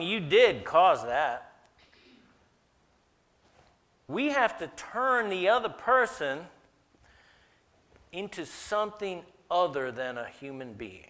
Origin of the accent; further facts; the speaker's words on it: the South, United States; I grew up in the South